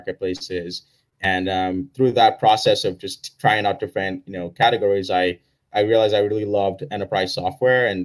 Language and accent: English; Nigeria; now in Oakland, United States; I grew up in Nigeria